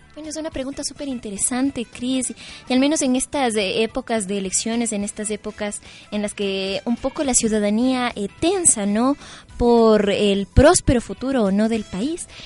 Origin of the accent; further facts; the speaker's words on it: Ecuador; consideramos importante como ecuatorianos